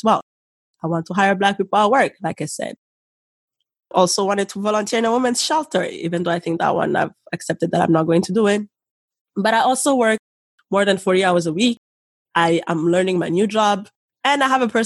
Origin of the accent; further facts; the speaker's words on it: Rwanda; now in Canada; the Rwandan in me